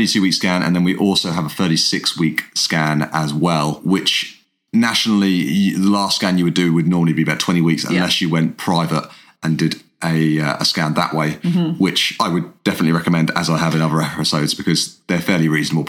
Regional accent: England, United Kingdom; We're an English guy and an Irish girl that fell in love, got married

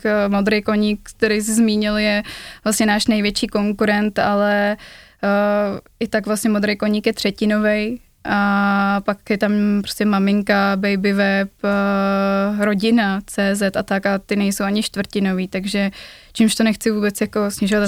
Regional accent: Prague, Czechia; accent: East Prague; můj východopražský přízvuk

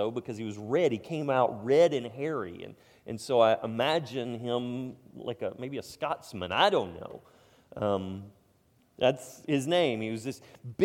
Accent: United States; We're American

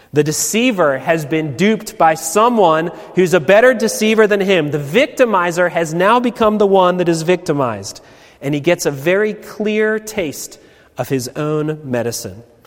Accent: Baltimore, Maryland, United States; I'm from Baltimore.

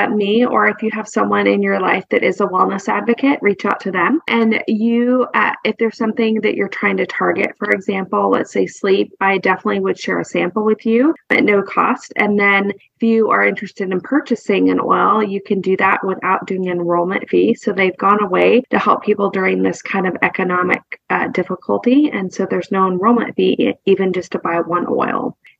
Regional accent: West Coast, United States; growing up on the West Coast versus where we live now, the South is maybe not as progressive as some of the other coastlines.

